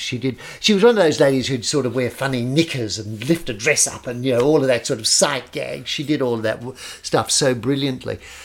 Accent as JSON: {"language": "English", "country": "Australia", "tie": "born or raised there", "said": "I grew up with both. I, I didn't grow up as an Australian. I grew up as a, as a sort of half Italian, or half ding"}